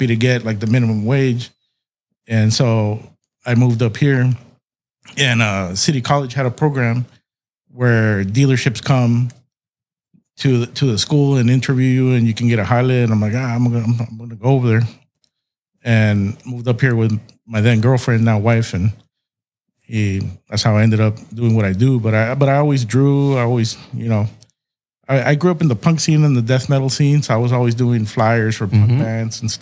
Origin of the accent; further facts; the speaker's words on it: Calexico, California, United States; moved away as an adult; now in San Diego, United States; I'm originally from Calexico